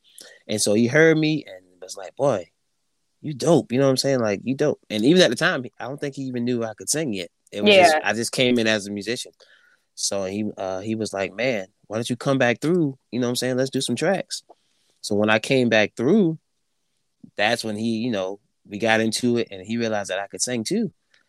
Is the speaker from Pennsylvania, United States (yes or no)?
no; Andrews, South Carolina, United States; Yeah, little small town of Andrews, South Carolina.